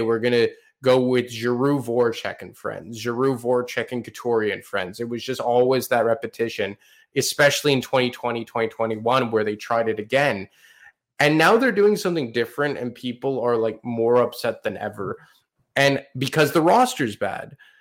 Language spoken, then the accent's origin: English; Montreal, Quebec, Canada; Montreal, in my hometown right now